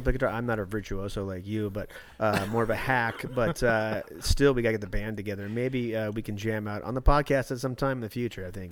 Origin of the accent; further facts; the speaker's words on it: Alaska, United States; also born or lived in West Palm Beach, Florida; born in Florida, moved to Alaska when I was three months